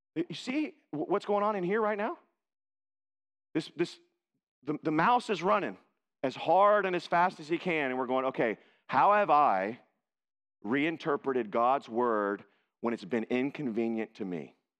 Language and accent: English; Texas, United States; I was born in Texas.